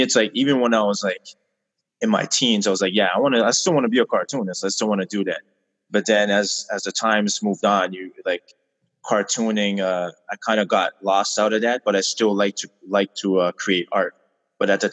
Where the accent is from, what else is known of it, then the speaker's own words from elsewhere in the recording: Montreal, Quebec, Canada; born and raised in Montreal